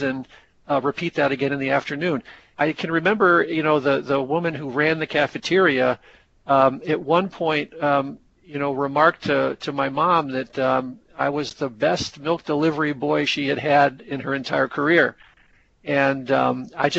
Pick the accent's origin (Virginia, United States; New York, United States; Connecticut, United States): Connecticut, United States; growing up in Connecticut and choosing to live here